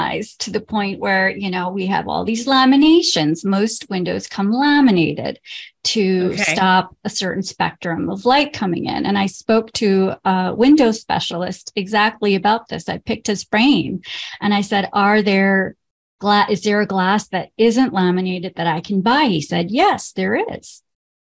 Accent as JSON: {"language": "English", "town": "Lahore", "region": "Punjab", "country": "Pakistan", "tie": "born or raised there", "moved": "yes", "said": "where I grew up in Lahore"}